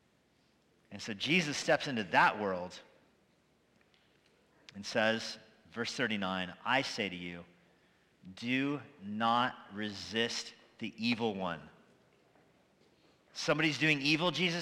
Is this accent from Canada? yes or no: no; United States; As an American